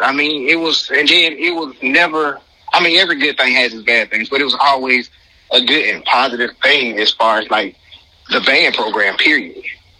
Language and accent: English; Birmingham, Alabama, United States; not the host. I'm from Birmingham, Alabama.